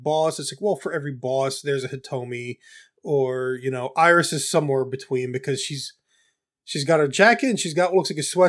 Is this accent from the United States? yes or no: yes; United States; I'm an American